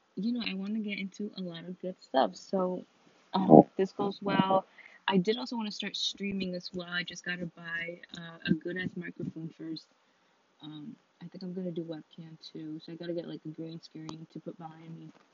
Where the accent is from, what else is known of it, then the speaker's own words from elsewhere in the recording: Connecticut, United States; we're all not from New London, like we're all from Connecticut